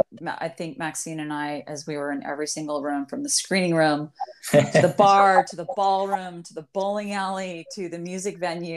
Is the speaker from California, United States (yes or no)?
yes; Bay Area, California, United States; now in Los Angeles, United States; I'm from the Bay Area. I'm not a native Angeleno at all.